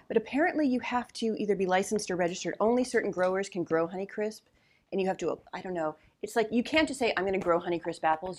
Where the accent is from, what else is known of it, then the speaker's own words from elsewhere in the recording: New Jersey, United States; also born or lived in New York; now in Los Angeles, United States; I grew up in New Jersey and I wasn't a big Jersey Shore person